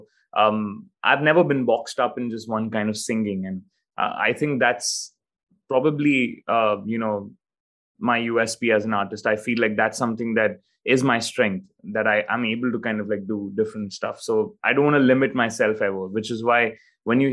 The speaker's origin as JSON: {"language": "English", "country": "India", "second_language": "English", "said": "I'm an Indian singer-songwriter"}